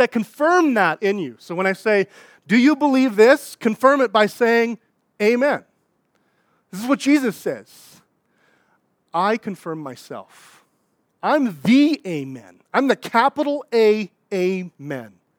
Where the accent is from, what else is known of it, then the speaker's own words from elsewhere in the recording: Saskatchewan, Canada; moved away; I'm from Saskatchewan